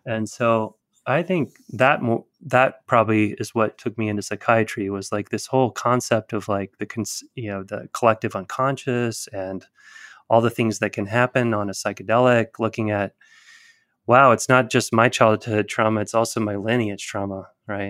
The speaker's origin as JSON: {"language": "English", "town": "Tuscaloosa", "region": "Alabama", "country": "United States", "tie": "born or raised there", "said": "I was born in Tuscaloosa."}